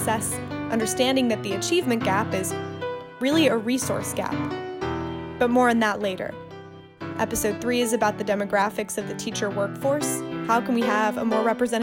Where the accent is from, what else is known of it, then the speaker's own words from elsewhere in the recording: Mississippi, United States; So she was born and raised in Mississippi, just like I was